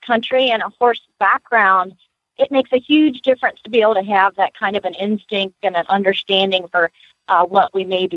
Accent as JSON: {"language": "English", "town": "Lexington", "region": "Kentucky", "country": "United States", "tie": "born or raised there", "moved": "yes", "lives_now": "Gainesville, United States", "said": "I was born in Lexington"}